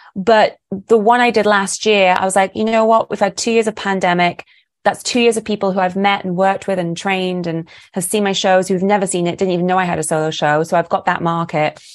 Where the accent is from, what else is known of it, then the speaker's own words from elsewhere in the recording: United Kingdom; moved away as an adult; now in Los Angeles, United States; this Brit's come all the way from Britain and has now, is now making it in L